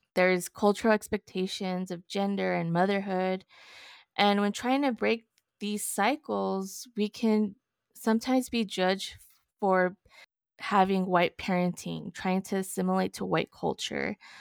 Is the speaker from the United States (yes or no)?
yes; El Paso, Texas, United States; I was born and raised in El Paso, Texas